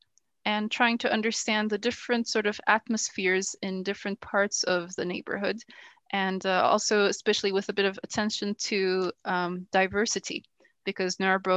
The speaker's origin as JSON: {"language": "English", "country": "Turkey", "tie": "born or raised there", "also_born_or_lived": "United States / Denmark", "lives_now": "Ankara, Turkey", "said": "So I was born in the States. I started school there. I went up to the third grade in the States. And then my family moved back to Turkey, which is where we're originally from. And then I basically did all of my schooling in Turkey."}